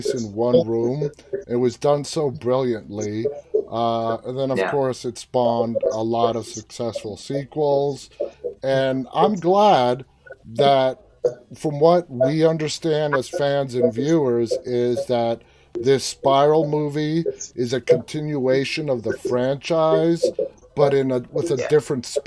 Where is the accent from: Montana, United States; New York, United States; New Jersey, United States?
New York, United States; New York City; moved away as an adult; now in Northern Virginia, United States; I am originally from New York City. Born and raised, 23 years of my life, and for the last 23 years I've been living just outside Washington DC in Northern Virginia